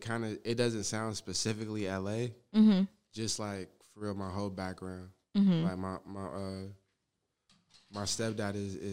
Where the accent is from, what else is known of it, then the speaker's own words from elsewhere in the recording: Los Angeles, California, United States; I'm from Manchester